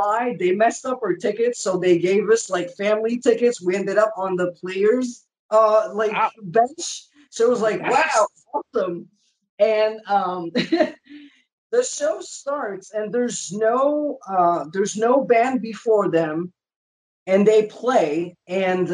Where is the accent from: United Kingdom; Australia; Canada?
Canada; We're both Canadian